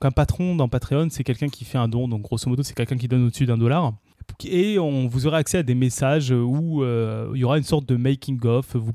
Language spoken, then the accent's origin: French; Tournefeuille, Occitania, France; also born or lived in Paris; je suis né à Paris, j'ai grandi à Tournefeuille.